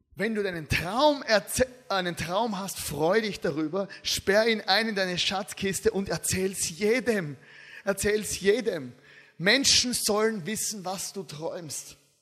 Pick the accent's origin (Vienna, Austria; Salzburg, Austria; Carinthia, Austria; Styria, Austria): Styria, Austria; Ich komme aus der Steiermark. Ja. Da redet man so.